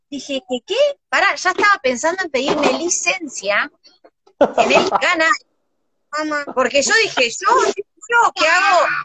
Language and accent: Spanish; Uruguay; no, yo este, estoy muy contenta, vengo de Uruguay, no sé si ustedes conocen, están